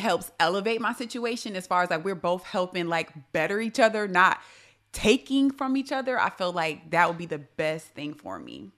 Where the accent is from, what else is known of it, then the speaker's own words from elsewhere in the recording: New York, United States; I'm from New York, so that has that means, you know, we could be a little abrasive